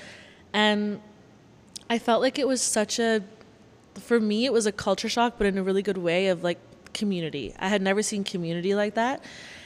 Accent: Waterloo, Ontario, Canada; originally my hometown's Waterloo.

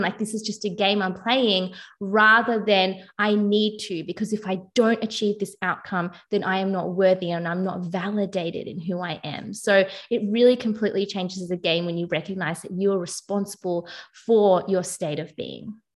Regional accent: Melbourne, Victoria, Australia; I'm from Melbourne, Australia

